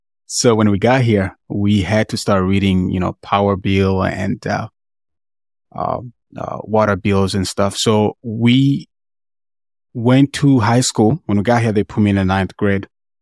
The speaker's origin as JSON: {"language": "English", "country": "Tanzania", "said": "I'm from East Africa, Tanzania."}